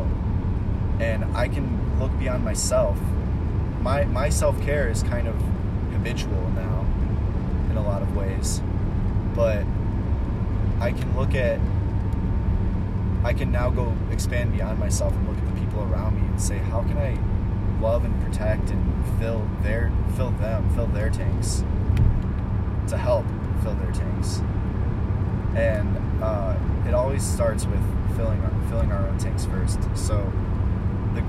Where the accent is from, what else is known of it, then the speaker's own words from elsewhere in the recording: Ohio, United States; moved away as an adult; also born or lived in Chicago / Austin, Texas / Mexico; where I grew up in Ohio, where I left about 5 years ago after my mom died